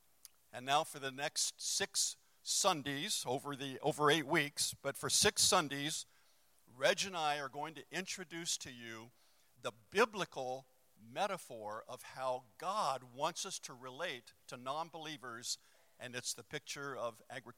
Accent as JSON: {"language": "English", "town": "Los Angeles", "region": "California", "country": "United States", "tie": "born or raised there"}